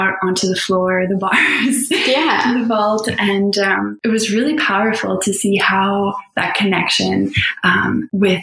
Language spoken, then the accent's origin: English; Halifax, Nova Scotia, Canada; I grew up here in Halifax, Nova Scotia, in Kearney Lake, and I had a really magical childhood